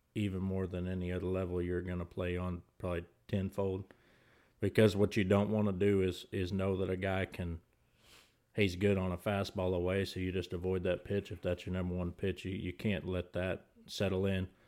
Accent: College Station, Texas, United States; now in Rockville; I was born and raised in Bryan College Station

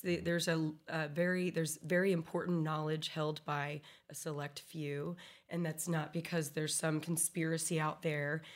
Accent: Texas, United States; as a Texan

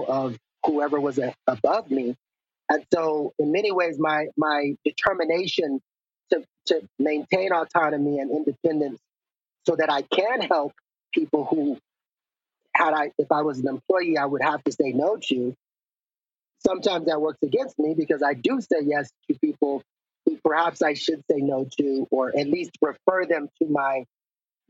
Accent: El Paso, Texas, United States; I grew up in El Paso

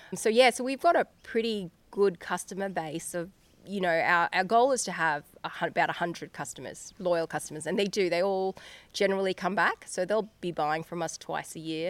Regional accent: Queensland, Australia; now in Geeveston, Australia; we grew up in Queensland, both of us

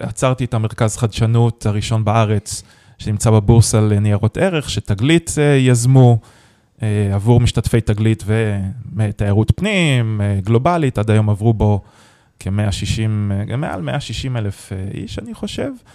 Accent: Haifa, Haifa District, Israel; also born or lived in San Francisco; אני חיפאי במקור

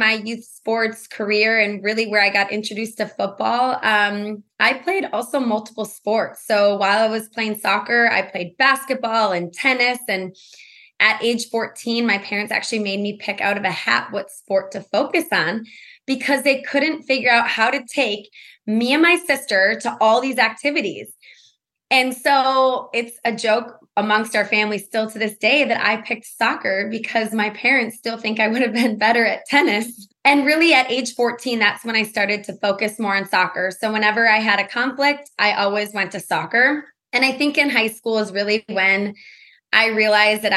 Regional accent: Milwaukee, Wisconsin, United States; moved away; I grew up actually in Milwaukee, Wisconsin.

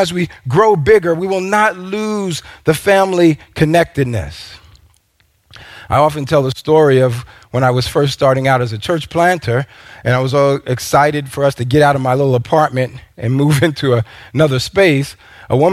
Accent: New York, United States; now in Minnesota, United States; I'm from New York

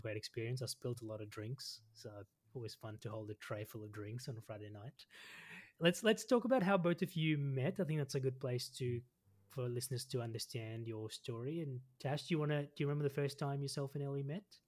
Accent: Melbourne, Victoria, Australia; now in Sydney, Australia; I grew up in Melbourne, so I grew up in the southeast in uh, Montana South, so I know Melbourne really well, and now I live in Sydney.

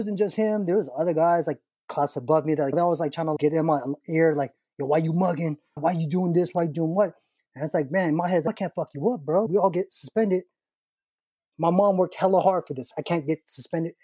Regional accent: United States; I always saw myself as an Asian American

